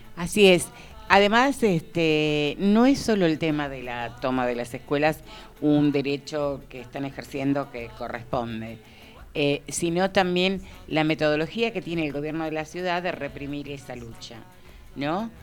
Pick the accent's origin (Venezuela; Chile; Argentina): Argentina; nosotras y nosotros como argentinas